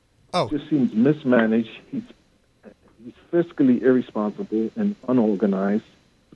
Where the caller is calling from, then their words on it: Brooklyn, New York, United States; … from Brooklyn.